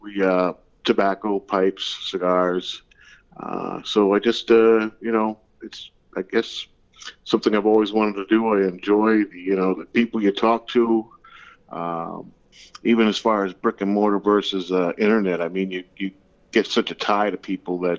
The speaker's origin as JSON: {"language": "English", "region": "Pennsylvania", "country": "United States", "tie": "born or raised there", "also_born_or_lived": "New England (near Boston)", "moved": "yes", "said": "I grew up in Pennsylvania"}